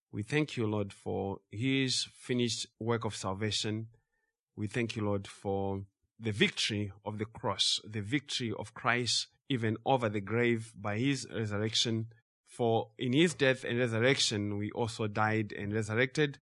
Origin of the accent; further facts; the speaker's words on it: Zimbabwe; growing up in Zimbabwe